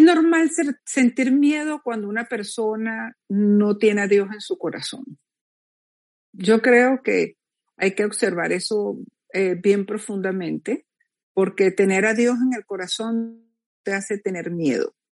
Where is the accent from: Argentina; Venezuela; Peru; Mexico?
Venezuela; moved away as an adult; a los pocos meses me fui de Venezuela